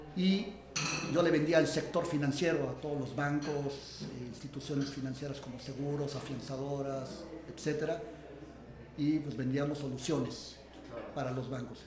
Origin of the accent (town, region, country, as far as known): Mexico